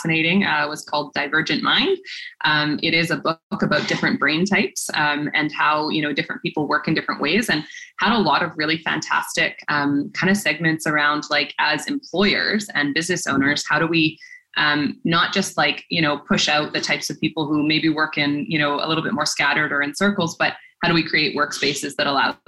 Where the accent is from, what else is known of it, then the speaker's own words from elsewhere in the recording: Port Alberni, British Columbia, Canada; when I was growing up in Port Alberni